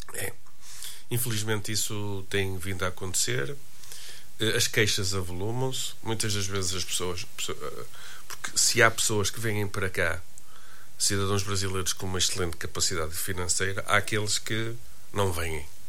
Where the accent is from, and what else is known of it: Braga, Norte, Portugal